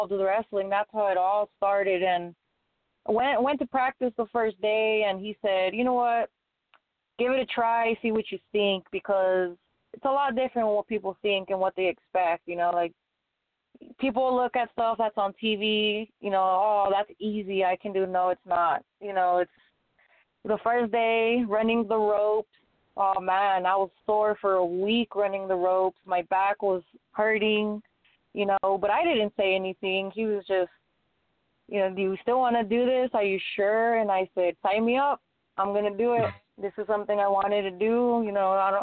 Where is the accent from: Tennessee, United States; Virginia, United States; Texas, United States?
Texas, United States; El Paso; moved away as an adult; now in Odessa, United States; I'm in Odessa right now, but I am from El Paso. I currently moved to Odessa not that long ago